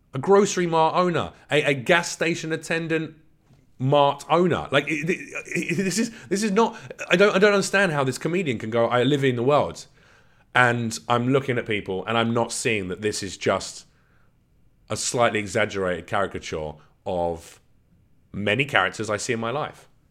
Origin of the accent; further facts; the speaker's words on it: London, United Kingdom; I was born in England, in London.